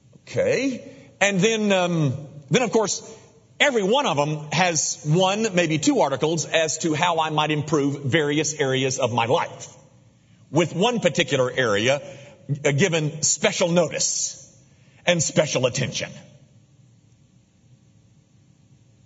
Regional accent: Memphis, Tennessee, United States; I was raised in Memphis as a baseball player

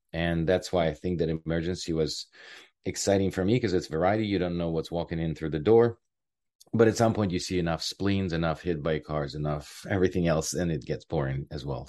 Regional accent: Ukraine; moved away as an adult; now in Canada; I am originally from Ukraine. I came here in two thousand and two.

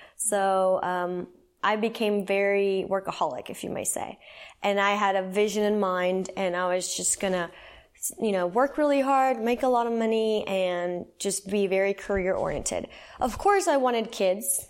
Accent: San Salvador, El Salvador; I was born and raised in El Salvador. I'll start there, Central America. So, San Salvador

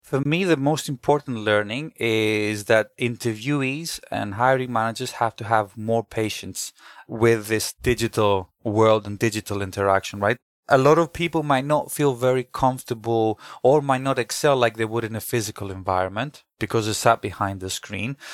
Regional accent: Greece; now in London, United Kingdom; I also did a local marketing role in Greece, where I'm originally from, 'cause I'm half British, half Greek

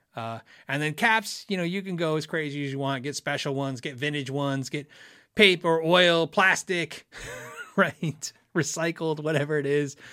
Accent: Tucson, Arizona, United States; I grew up in Tucson

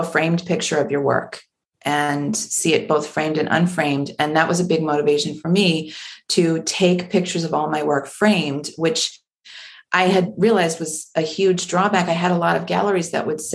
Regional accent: Maryland, United States; I grew up in Maryland, not on the shore, but close enough that we would spend all of our family vacations at the beach

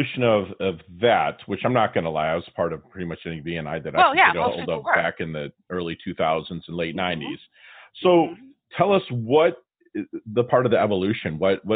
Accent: Michigan, United States; now in Florida, United States; my hometown

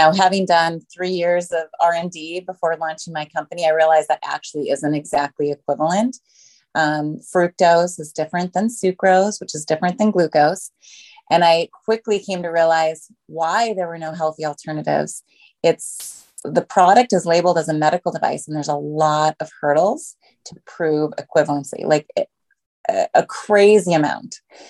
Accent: Minnesota, United States; now in Los Angeles, United States; I guess I was a transplant from Minnesota, but I've been here in Los Angeles for a very long time.

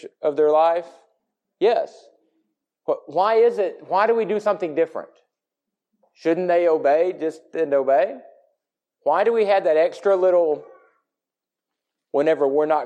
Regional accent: the South, United States; we are from the South, because we live in the Bible Belt

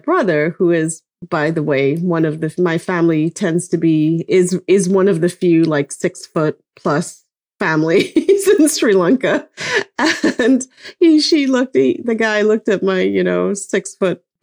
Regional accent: Lesotho; moved away; I grew up in Lesotho, which was technically politically independent.

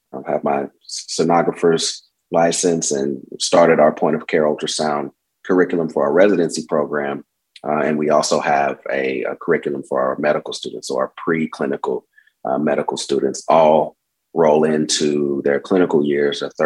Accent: Tulsa, Oklahoma, United States; moved away as an adult; I've been back for 9 years and it's been a wonderful experience to be back in my hometown practicing medicine

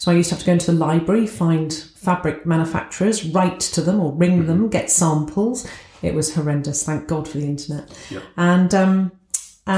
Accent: England, United Kingdom; accent: southern, posh; moved away as an adult; now in Scunthorpe, United Kingdom; I'm brought up down south, as you can tell from my accent.

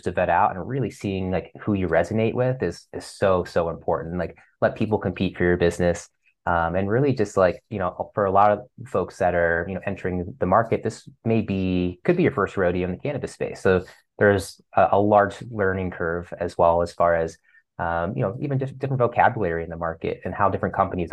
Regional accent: Ohio, United States; moved away; I'm from Ohio originally

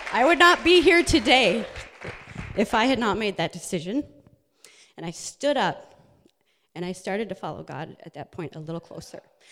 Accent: Minnesota, United States; I was raised in Minnesota

